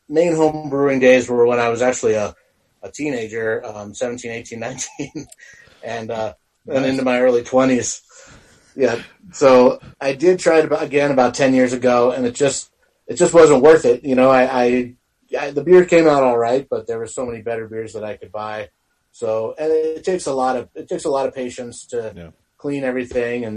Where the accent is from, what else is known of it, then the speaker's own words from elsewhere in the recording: Denver, Colorado, United States; also born or lived in California; I'm from Colorado, from Denver originally, and I had moved to California for about 5 years and came back in 2007.